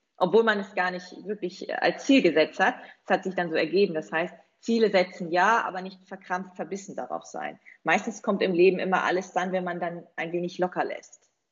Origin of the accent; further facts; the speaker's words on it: East Frisia, Lower Saxony, Germany; Ich komme ja von der holländischen Grenze aus Ostfriesland ursprünglich